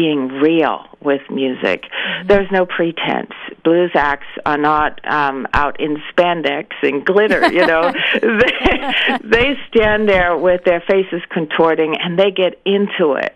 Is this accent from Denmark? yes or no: yes; Denmark; moved away; I grew up in Denmark